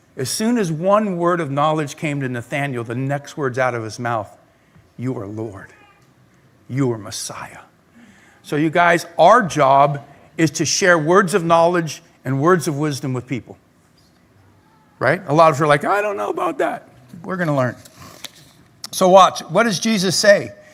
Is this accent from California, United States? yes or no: yes; Claremont, California, United States; also born or lived in La Verne / Pomona; when I was really little, I grew up in Claremont. Then I moved to Laverne in my junior high, high school years. And then I lived in Pomona for a number of years all over the place